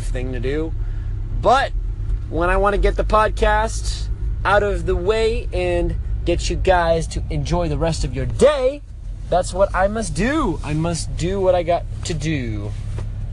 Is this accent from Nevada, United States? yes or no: yes; Las Vegas, Nevada, United States; I'm from Las Vegas, Nevada